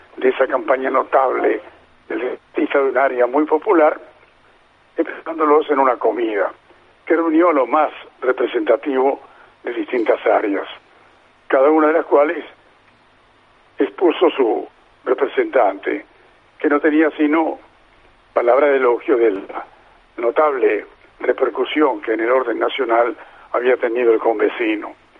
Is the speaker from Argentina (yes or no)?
yes; Mar del Plata, Buenos Aires Province, Argentina; estoy viviendo a ocho cuadras de donde nací